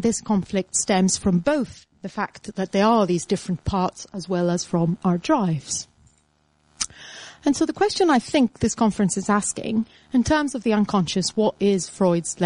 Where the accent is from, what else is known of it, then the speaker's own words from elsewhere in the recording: Attica, Greece; moved away; Attica, my hometown